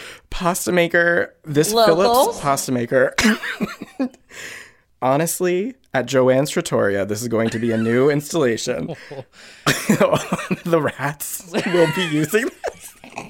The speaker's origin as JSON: {"language": "English", "region": "Connecticut", "country": "United States", "said": "I know. I'm a Jew from Connecticut."}